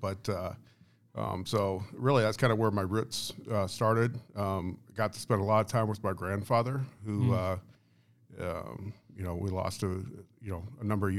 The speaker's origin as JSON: {"language": "English", "region": "South Dakota", "country": "United States", "tie": "born or raised there", "also_born_or_lived": "Iowa", "said": "I'm originally a South Dakota kid. I grew up, kind of go back further than that, I guess. I was actually born in Iowa."}